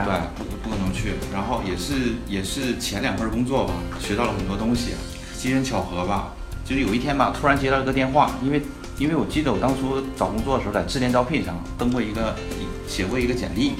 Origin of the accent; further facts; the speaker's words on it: Northeast China, China; also born or lived in Harbin; 我大学啊，是在东北，在哈尔滨，我是东北人。对，听口音能够，大家都能听出来